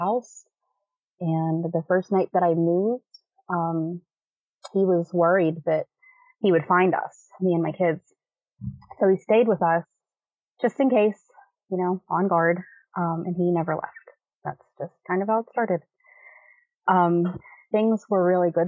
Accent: Pittsburgh, Pennsylvania, United States; I'm from Pittsburgh. I've always lived here.

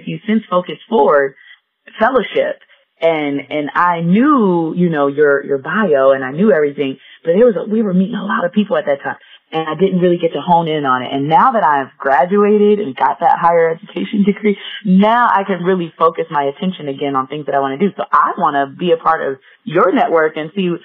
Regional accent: Gary, Indiana, United States; moved away as an adult; now in Colorado Springs, United States; We grew up in Gary, Indiana together. We went to middle school, high school together

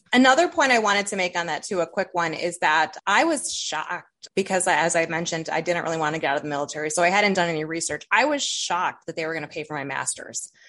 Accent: Toledo, Ohio, United States; accent: northern tier; Toledo, Ohio

